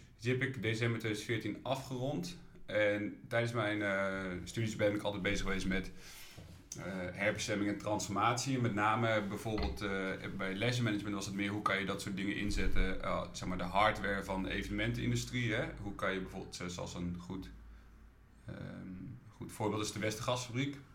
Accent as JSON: {"language": "Dutch", "town": "Ede", "region": "Gelderland", "country": "Netherlands", "tie": "born or raised there", "moved": "as an adult", "lives_now": "Utrecht, Netherlands", "said": "Ik kom oorspronkelijk uit Ede mensen kennen altijd nou, Ede van Ede Wageningen. Ja. Eh, daar ben ik geboren en getogen"}